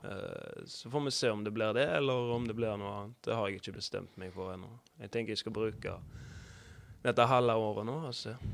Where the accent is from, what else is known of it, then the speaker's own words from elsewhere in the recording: Haugesund, Rogaland, Norway; oppvokst på Risøy